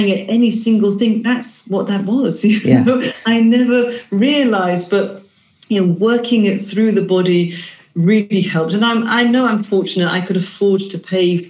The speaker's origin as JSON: {"language": "English", "country": "United Kingdom", "said": "we're British"}